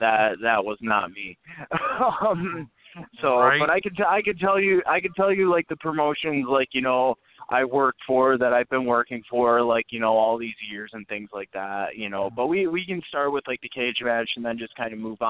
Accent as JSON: {"language": "English", "country": "Canada", "said": "So then me being the Canadian guy at the time, you know, I got to beat up the red, white, and blue guy."}